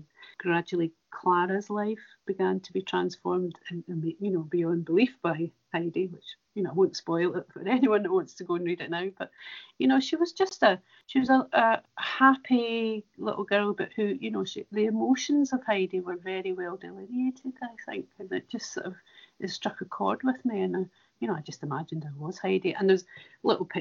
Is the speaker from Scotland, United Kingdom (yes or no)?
yes; Cumnock, Ayrshire, Scotland, United Kingdom; a wee girl growing up in Comores in Ayrshire